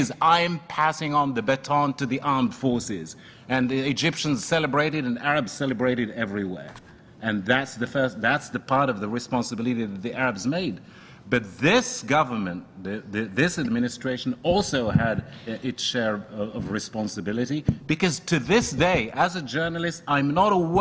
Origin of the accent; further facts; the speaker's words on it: Morocco; now in United States; I'm from Morocco